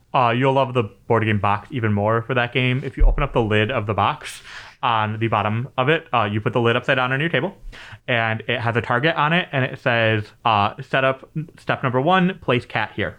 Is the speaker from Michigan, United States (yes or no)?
yes; Michigan, United States; being a Midwesterner, especially in Michigan, uh, growing up